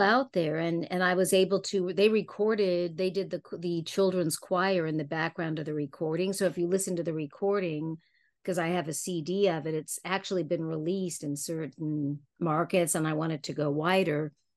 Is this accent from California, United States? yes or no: yes; Palm Springs, California, United States; my dad used to have a house there, so I grew up a lot in Palm Springs and Palm Desert